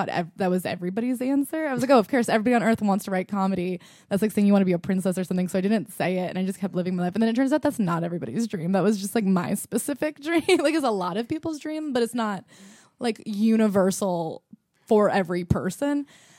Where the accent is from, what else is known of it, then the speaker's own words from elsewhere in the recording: New York, United States; I am a comic and I'm here to talk about my experience as a New Yorker who does comedy.